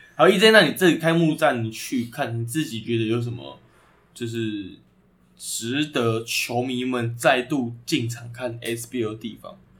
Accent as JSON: {"language": "Chinese", "region": "Taipei", "country": "Taiwan", "said": "我们台北人"}